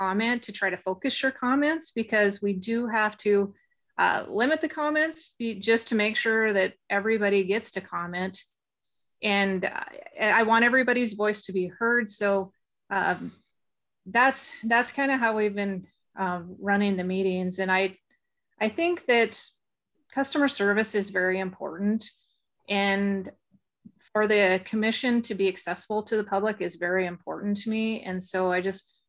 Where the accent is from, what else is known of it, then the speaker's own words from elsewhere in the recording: Phillips County, Montana, United States; I am from Phillips County and fourth generation rancher in Phillips County